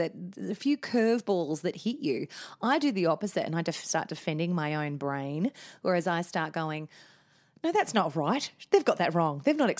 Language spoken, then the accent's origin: English; Adelaide, South Australia, Australia; also born or lived in Manchester, England; we're from Adelaide, South Australia.